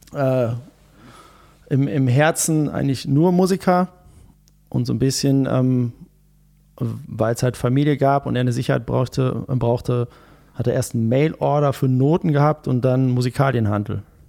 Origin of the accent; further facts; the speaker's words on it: Gütersloh, North Rhine-Westphalia, Germany; also born or lived in Bielefeld; also ich bin in Bielefeld geboren, aber ähm, eigentlich ja aus, aus Gütersloh.